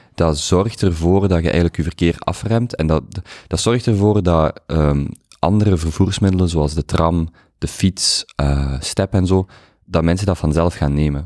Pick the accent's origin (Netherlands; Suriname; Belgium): Belgium; Limburg, Flanders; moved away; Ik kom van Limburg